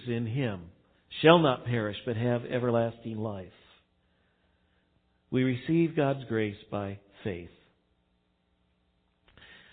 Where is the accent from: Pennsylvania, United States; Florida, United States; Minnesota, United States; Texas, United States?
Texas, United States; now in Missouri, United States; I didn't grow up in Missouri. I grew up in Texas.